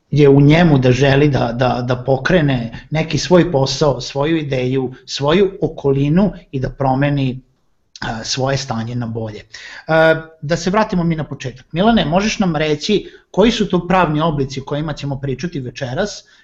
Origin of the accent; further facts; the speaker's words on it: Serbia